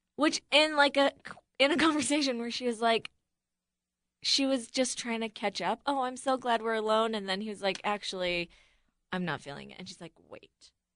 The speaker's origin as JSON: {"language": "English", "town": "Buffalo", "region": "New York", "country": "United States", "tie": "born or raised there", "said": "I grew up in Buffalo, so it's kinda close to Midwest, but not really."}